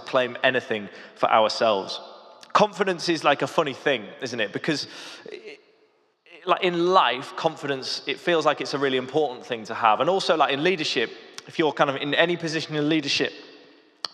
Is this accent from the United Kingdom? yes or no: yes; the Lake District, North West England, United Kingdom; moved away; also born or lived in London; I grew up in the Lake District